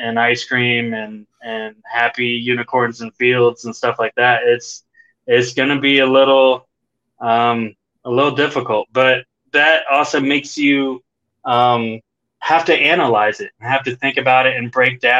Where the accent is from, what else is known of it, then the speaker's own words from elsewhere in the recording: United States; I am from America and I speak English